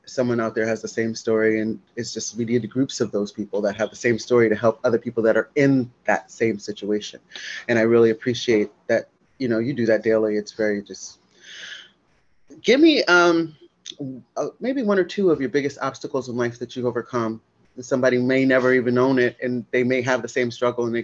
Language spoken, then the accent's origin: English; New Haven, Connecticut, United States; I'm from New Hampden and New Haven everywhere, you know, because I've kind of lived a little bit of all the areas